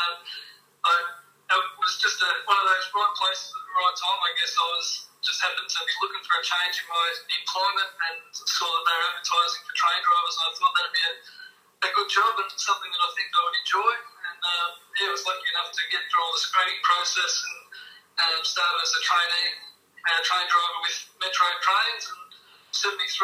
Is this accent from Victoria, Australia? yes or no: yes; Geelong, Victoria, Australia; moved away as an adult; now in Warrnambool, Australia; I grew up in Geelong, and I played with a few clubs locally there.